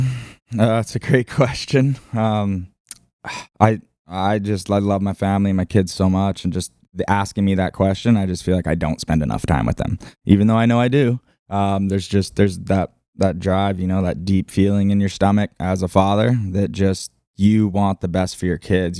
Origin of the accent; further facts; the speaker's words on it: Lahaina, Hawaii, United States; I'm just born and raised in Lahaina